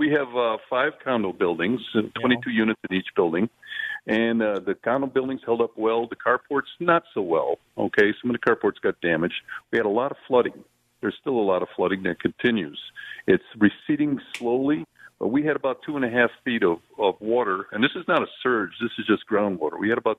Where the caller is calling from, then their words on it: Fort Myers, Florida, United States; I'm calling from Fort Myers, Florida.